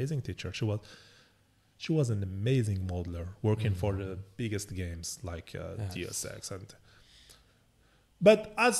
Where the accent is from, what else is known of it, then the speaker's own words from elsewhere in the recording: Algeria; now in Canada; I'm from Algeria. Yes, I'm Muslim.